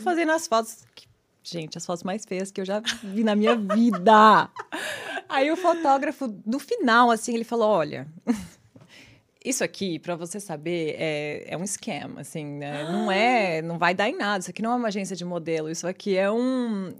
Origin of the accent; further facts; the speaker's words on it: São Paulo, Brazil; moved away as an adult; now in New York City, United States; Nasci e cresci em São Paulo.